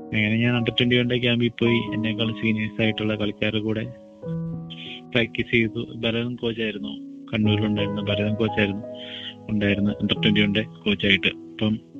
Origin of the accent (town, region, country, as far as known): Kerala, India